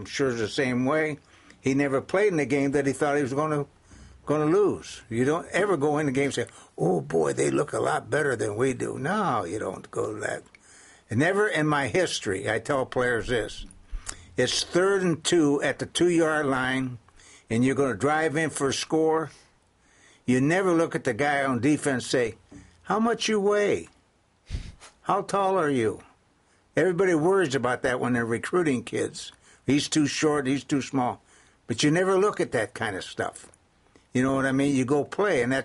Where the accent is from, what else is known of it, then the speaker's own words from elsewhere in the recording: Canton, Ohio, United States; moved away; also born or lived in Scranton, Pennsylvania; born in Scranton, Pennsylvania, but was raised in Canton, Ohio